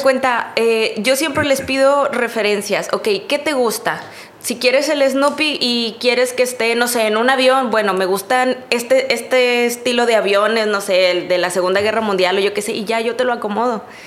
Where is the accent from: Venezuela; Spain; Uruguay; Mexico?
Mexico; Río Bravo, Tamaulipas; yo soy de Río Bravo